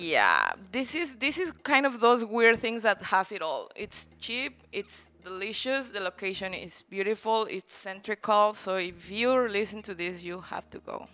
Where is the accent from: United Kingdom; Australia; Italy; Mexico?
Mexico; Guanajuato; moved away as an adult; now in Playa del Carmen, Mexico; Mexico, in the center, um, state called Guanajuato, which is really beautiful as well